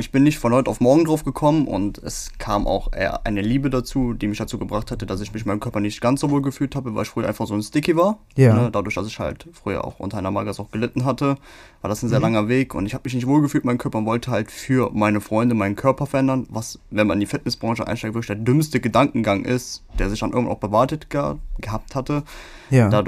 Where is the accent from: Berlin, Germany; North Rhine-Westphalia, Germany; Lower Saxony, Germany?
North Rhine-Westphalia, Germany; Cologne; Wir sind ja auch Kölner, muss ja verstehen, die haben ja einen ganz anderen Humor, ne?